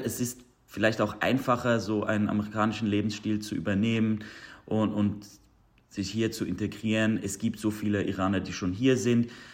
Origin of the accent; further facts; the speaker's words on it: Zurich, Switzerland; moved away as an adult; now in Los Angeles, United States; Zürich, wo ich aufgewachsen bin, ist jetzt nicht so ein großer Hub für die Persian Community